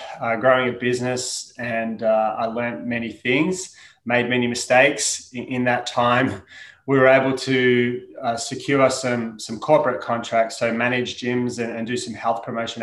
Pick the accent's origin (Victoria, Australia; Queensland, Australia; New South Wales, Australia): Victoria, Australia; Melbourne; So I'm an Aussie. I grew up in Melbourne, Australia.